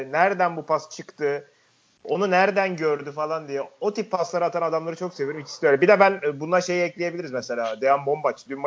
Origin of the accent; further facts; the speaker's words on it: Mersin, Turkey; Bizim Mersin'de e, 2013'tü galiba. E, Akdeniz oyunları vardı.